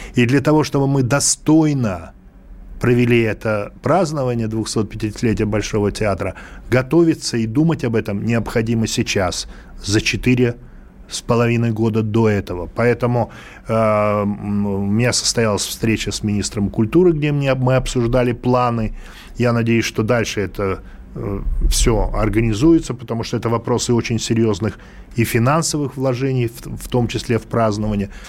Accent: Moscow, Russia; Да, мы из Москвы

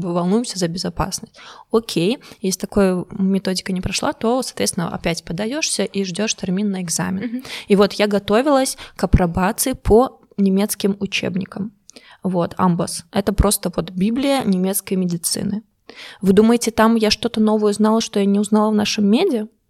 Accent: Belarus; moved away as an adult; now in Germany; я рассказывала про Беларусь

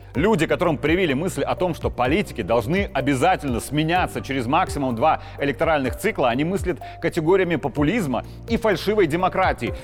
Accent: Belarus; просто как белорус

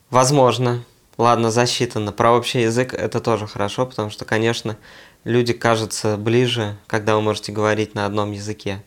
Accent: Siberia, Russia; moved away as an adult; now in Tbilisi, Georgia; мы говорили, что мы из Сибири

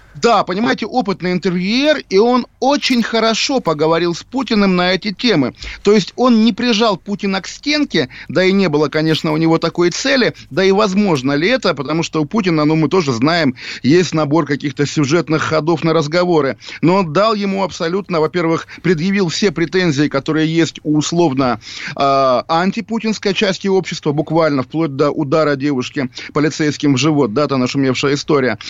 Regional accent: Russia; я русский, я русский человек

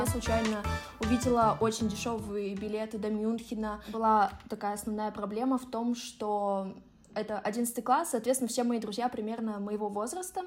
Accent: Russia

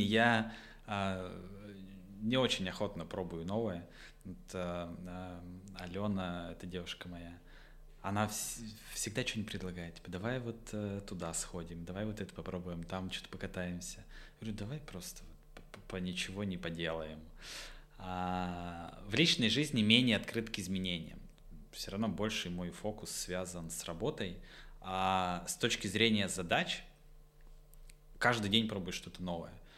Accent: Votkinsk, Udmurtia, Russia; also born or lived in Izhevsk; я из Воткинска

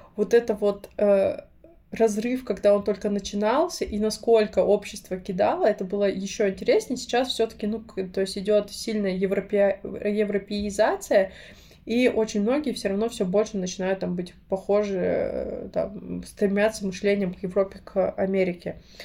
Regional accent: Krasnoyarsk, Krasnoyarsk Krai, Russia; moved away; росла, и когда я приезжаю, это всегда особое ощущение. Я не знаю, у меня есть такое, я боюсь летать, но когда я лечу в Красноярск, я точно знаю, что все будет хорошо

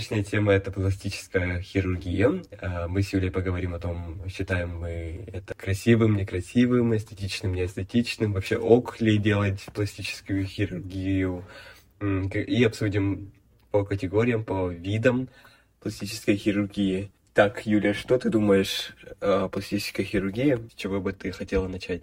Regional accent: Yakutia, Sakha Republic, Russia; я из Якутии

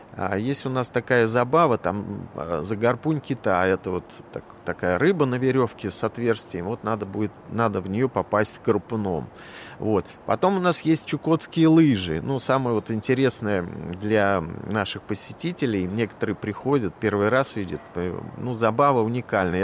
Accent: Moscow, Russia; also born or lived in Chukotka; я москвич

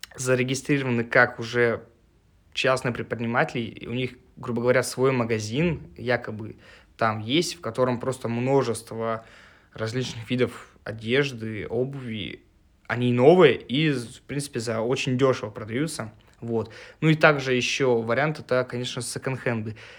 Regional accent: Russia; мой родной город Волга

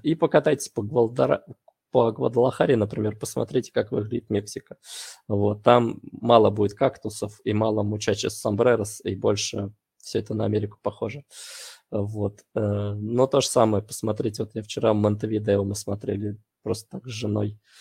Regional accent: Russia; moved away as an adult; also born or lived in Voronezh / Saint Petersburg; я из России

